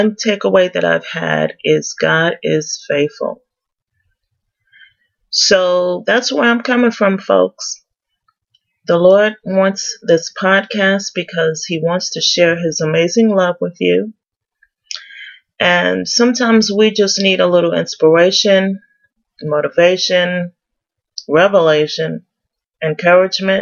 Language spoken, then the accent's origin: English; New York City, New York, United States; I'm originally from New York City, go Yankees, and raised in Queens.